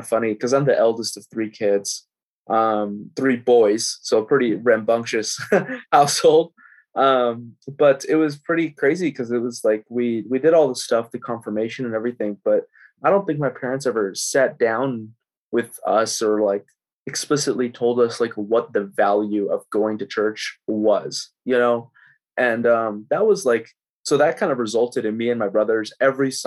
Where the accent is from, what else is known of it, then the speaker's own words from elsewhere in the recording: Tracy, California, United States; moved away as an adult; now in San Jose, United States; moved to Tracy when I was about 5. I grew up in Tracy.